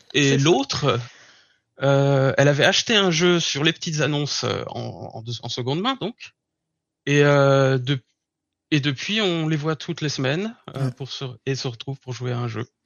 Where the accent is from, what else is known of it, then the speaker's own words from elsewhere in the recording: Burgundy, Bourgogne-Franche-Comté, France; moved away as an adult; now in Berlin, Germany; je viens de la France. Je suis originaire d'un petit village en Bourgogne.